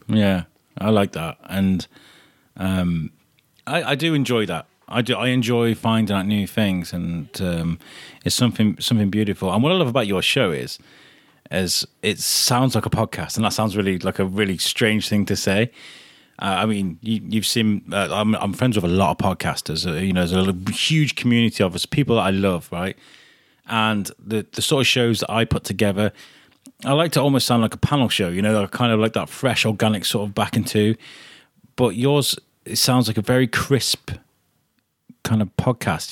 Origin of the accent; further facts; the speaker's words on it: Telford, West Midlands, United Kingdom; I grew up in Telford